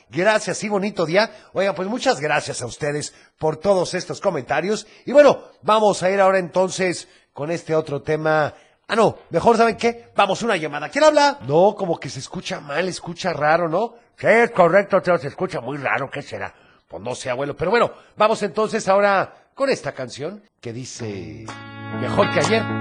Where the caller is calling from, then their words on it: Chapala, Jalisco, Mexico; Hola, Teo, buenos días. … de Chapala.